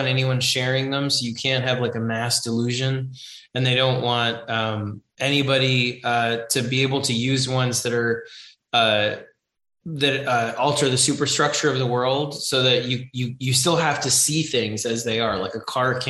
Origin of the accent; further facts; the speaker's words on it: New York City, New York, United States; growing up in New York City